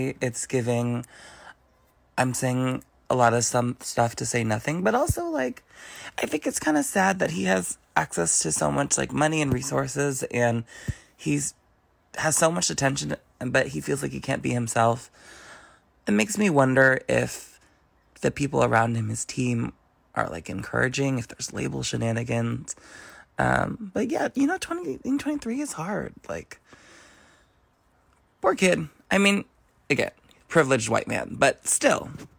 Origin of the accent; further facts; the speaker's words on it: San Francisco, California, United States; I am from San Francisco.